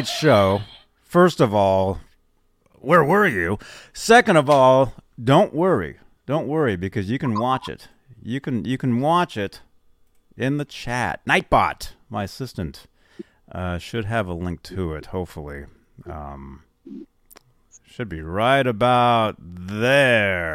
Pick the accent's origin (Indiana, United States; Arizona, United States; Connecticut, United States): Arizona, United States; Phoenix; I was born in Phoenix